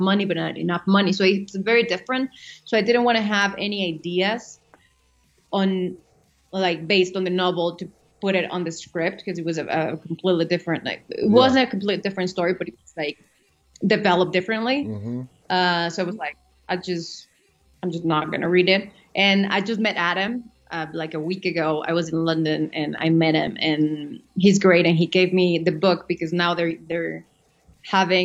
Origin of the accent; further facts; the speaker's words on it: Mexico; moved away as an adult; also born or lived in New York; now in United States; I come from Mexico. I've been in the States for the last 3 years, but I moved to the States when I was 18 to study acting